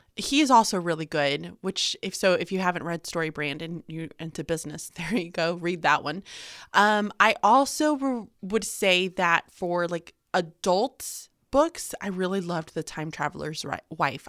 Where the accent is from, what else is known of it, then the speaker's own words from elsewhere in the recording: Houston, Texas, United States; moved away as an adult; also born or lived in Birmingham, Alabama; now in Pennsylvania, United States; I was born and raised in Houston, Texas